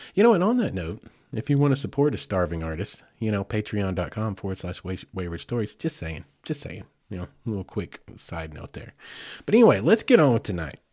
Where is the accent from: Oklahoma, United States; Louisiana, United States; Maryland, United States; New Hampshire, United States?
Oklahoma, United States; now in Farmington, Arkansas, United States; I grew up in Oklahoma